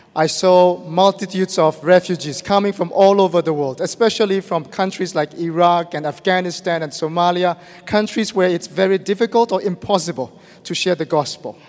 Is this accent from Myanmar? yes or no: yes; Myanmar; moved away as an adult; I am from Burma